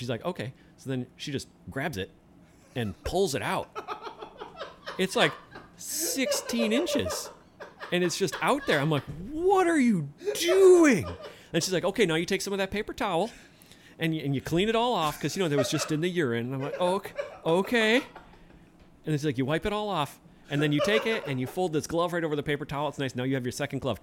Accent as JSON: {"language": "English", "town": "Kenosha", "region": "Wisconsin", "country": "United States", "tie": "born or raised there", "also_born_or_lived": "south central Minnesota", "said": "I grew up in Kenosha"}